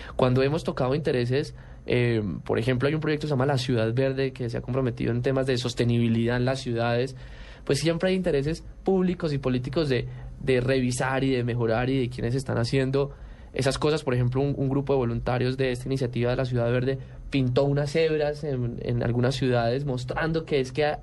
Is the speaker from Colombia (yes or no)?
yes; Colombia; en las otras categorías también somos los únicos colombianos